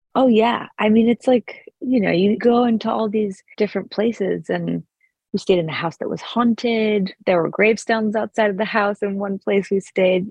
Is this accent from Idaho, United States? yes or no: yes; Sun Valley, Idaho, United States; I grew up in Sun Valley, Idaho